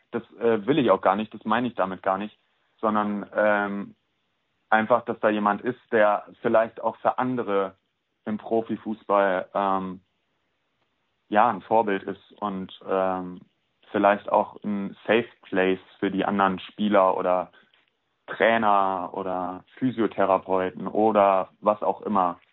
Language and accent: German; Cologne, North Rhine-Westphalia, Germany; moved away as an adult; also born or lived in Prignitz; ich bin äh, nach Köln gezogen, weil ich hier geboren und aufgewachsen bin